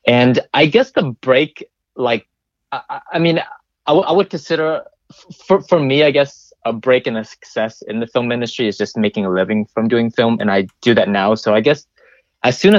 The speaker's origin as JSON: {"language": "English", "region": "Virginia", "country": "United States", "tie": "born or raised there", "moved": "yes", "said": "I made a feature film back in Virginia, my hometown"}